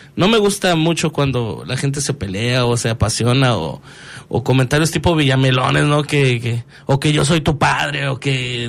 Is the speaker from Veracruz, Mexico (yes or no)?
no; León, Guanajuato, Mexico; soy leonés, amo León, o sea, amo mi ciudad